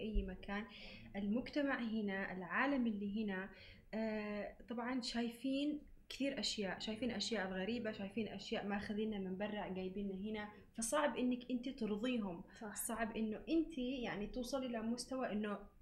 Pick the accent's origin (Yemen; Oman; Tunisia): Yemen; now in Dubai, United Arab Emirates; اني يمنيه